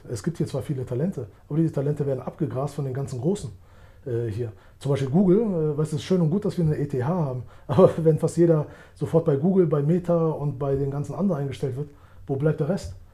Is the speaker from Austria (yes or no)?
no; Albania; also born or lived in Germany; Ich selbst, ich kannte es ja nicht. Ich bin ja aus Deutschland gekommen. In Deutschland gab es so wie ich Albaner.